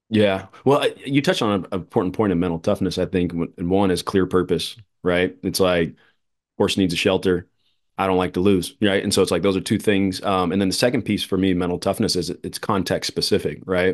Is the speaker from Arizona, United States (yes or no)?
yes; Phoenix, Arizona, United States; here in my hometown